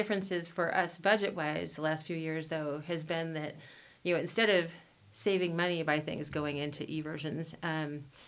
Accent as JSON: {"language": "English", "region": "Midwest", "country": "United States", "tie": "born or raised there", "also_born_or_lived": "California / Washington State", "moved": "as an adult", "lives_now": "Longmont, United States", "said": "the communities I grew up in the Midwest"}